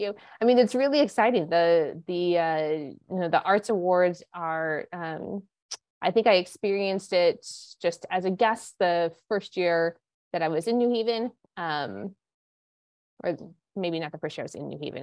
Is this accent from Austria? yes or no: no; Montana, United States; moved away as an adult; also born or lived in Santa Barbara, California / Los Angeles / New York; now in Connecticut, United States; I am not from Connecticut. No. um, I grew up in Montana.